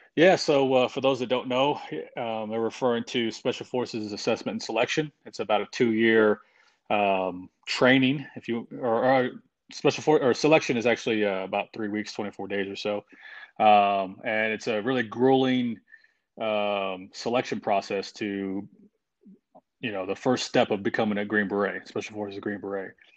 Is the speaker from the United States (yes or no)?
yes; Oklahoma, United States; moved away as an adult; I grew up in a small town in Oklahoma